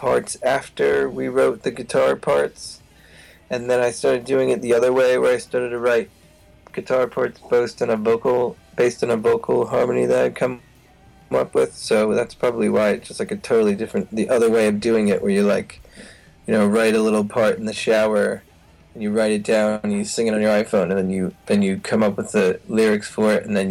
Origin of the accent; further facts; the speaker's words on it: New Jersey, United States; when I grew up in New Jersey